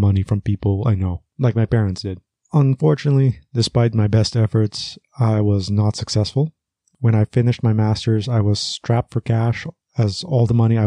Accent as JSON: {"language": "English", "country": "Aruba", "tie": "born or raised there", "said": "I was raised in Aruba"}